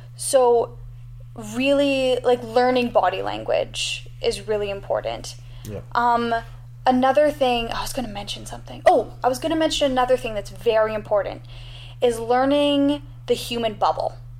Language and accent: English; Canada; as a Canadian